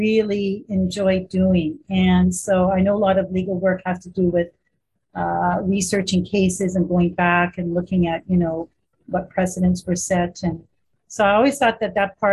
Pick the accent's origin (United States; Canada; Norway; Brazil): Canada; Winnipeg, Manitoba; I was born in Winnipeg, Manitoba, so I'm a homegrown girl